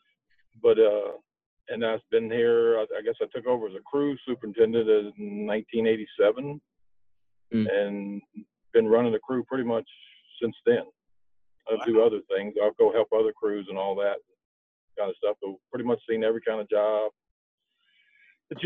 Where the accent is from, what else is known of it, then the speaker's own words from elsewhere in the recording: Savannah, United States; also born or lived in Charleston; I was born in Charleston, raised in Savannah